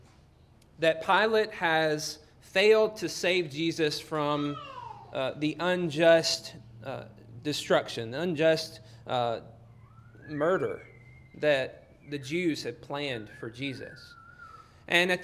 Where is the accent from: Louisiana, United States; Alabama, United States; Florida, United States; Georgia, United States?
Alabama, United States; Union Hill; moved away; where I grew up in North Alabama, a little town called Union Hill.